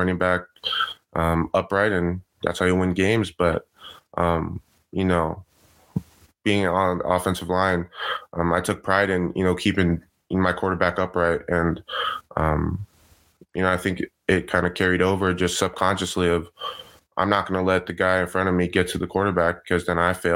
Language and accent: English; San Juan Capistrano, California, United States; I was at a really small Christian school or private school in my hometown, San Juan